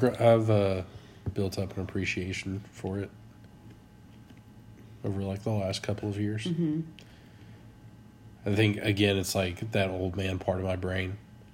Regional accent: Texas, United States; I'm from Texas.

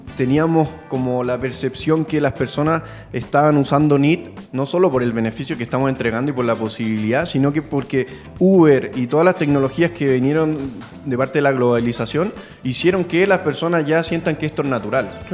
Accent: San Felipe, Valparaíso, Chile; moved away as an adult; now in Santiago, Chile; Nosotros somos de San Felipe y llegamos a Santiago hace ocho años

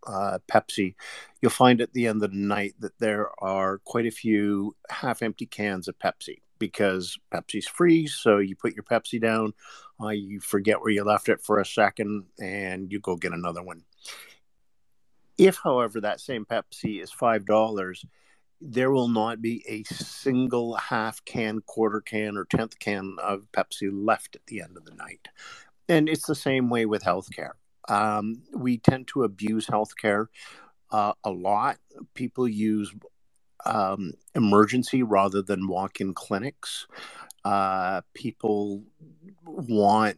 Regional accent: Ontario, Canada; I'm from Ontario

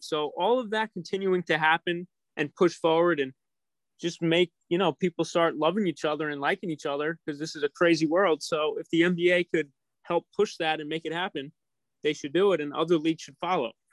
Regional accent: New York City, New York, United States; I'm a New Yorker

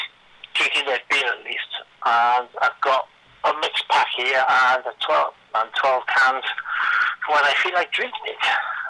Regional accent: Scotland, United Kingdom; I'm there from Scotland

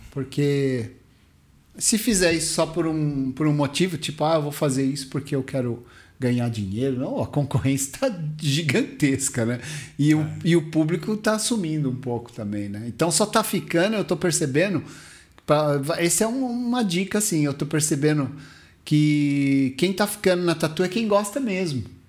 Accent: Mauá, São Paulo, Brazil; eu vim do Parque Bandeirantes, Mauá City

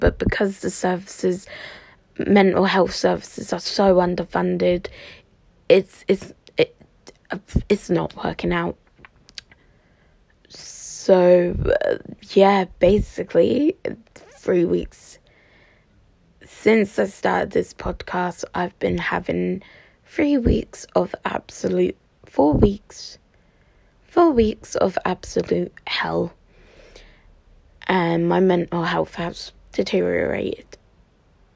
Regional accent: Cambridgeshire, East of England, United Kingdom; I'm from the East. I'm from Cambridgeshire, to be precise

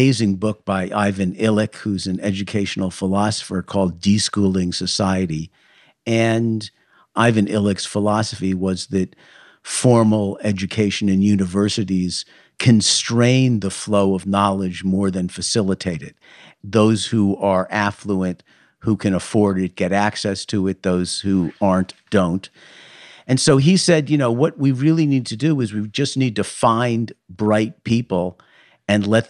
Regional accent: New York City, New York, United States; moved away as an adult; also born or lived in Toronto; I grew up on Park Avenue, which is a very fancy street in Manhattan.

